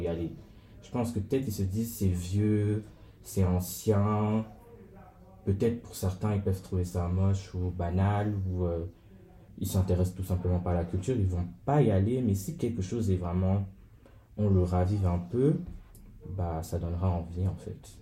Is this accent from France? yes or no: no; Cameroon; moved away; en tant que Camerounais